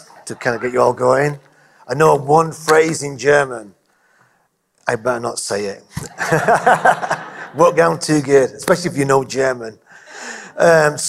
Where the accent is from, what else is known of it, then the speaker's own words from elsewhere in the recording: England, United Kingdom; being English